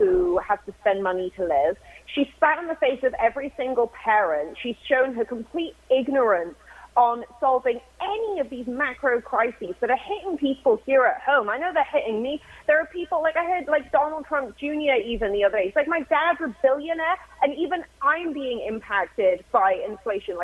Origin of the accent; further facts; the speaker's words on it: Wales, United Kingdom; moved away; The kids that I grew up with back in my hometown, back in Wales